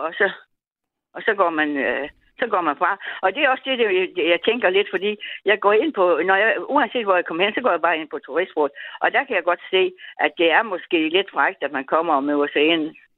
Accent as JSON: {"language": "Danish", "country": "Denmark", "said": "jeg er dansker"}